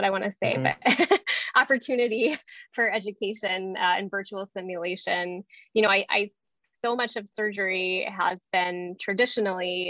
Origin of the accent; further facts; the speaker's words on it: Atlanta, Georgia, United States; I grew up in Atlanta